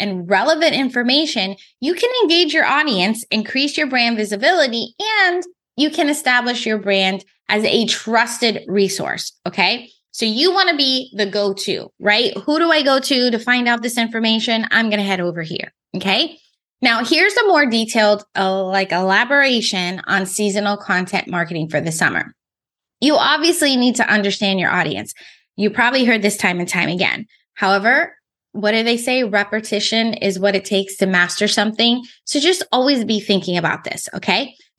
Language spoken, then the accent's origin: English; California, United States; So I just told you that I came from California.